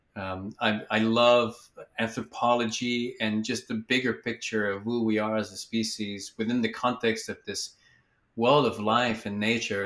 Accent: Quebec, Canada; moved away; I'm from Quebec originally

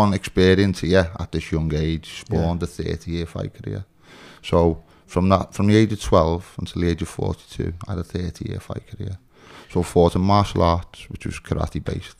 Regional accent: United Kingdom; Born and raised in Kensington

